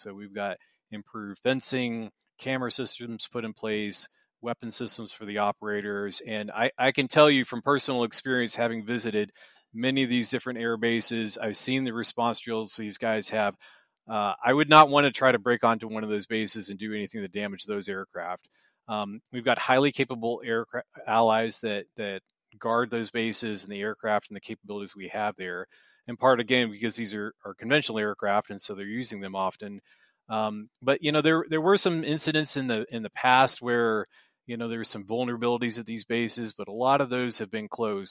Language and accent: English; United States; moved away as an adult; now in Brussels, Belgium; I am an American